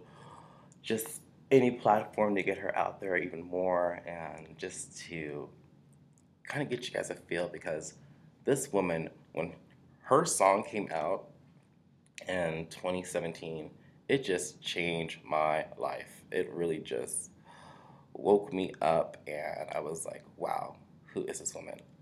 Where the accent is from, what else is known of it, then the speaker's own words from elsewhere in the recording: Washington, District of Columbia, United States; I'm from Washington, D.C.